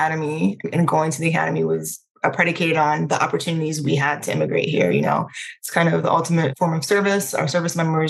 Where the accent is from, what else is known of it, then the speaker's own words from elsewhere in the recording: Prince George's County, Maryland, United States; also born or lived in Trinidad; I am originally from Trinidad. I was born on the sunny island of Trinidad. We immigrated to the U.S. when I was a kid, when I was around 8 years old, to Maryland. So I grew up in Prince George's County.